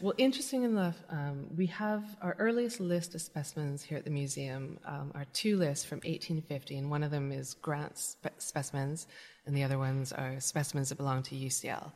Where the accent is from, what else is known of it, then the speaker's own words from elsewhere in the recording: British Columbia, Canada; moved away as an adult; now in London, United Kingdom; I grew up in British Columbia, in Canada.